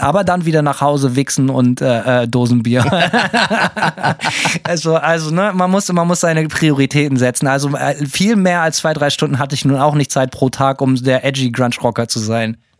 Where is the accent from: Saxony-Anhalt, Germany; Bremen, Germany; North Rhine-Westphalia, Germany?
Bremen, Germany; bin bei uns in Bremen